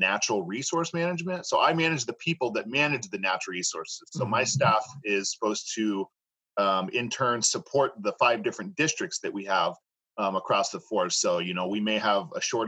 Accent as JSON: {"language": "English", "town": "Los Molinos", "region": "California", "country": "United States", "tie": "born or raised there", "said": "Spent most of my childhood growing up in Los Molinos, which is right between Chico and Red Bluff."}